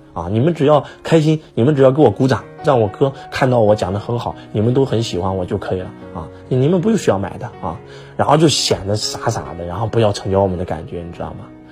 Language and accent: Chinese; China; 我们是中国人， 我们生在这个时代，真的太幸福了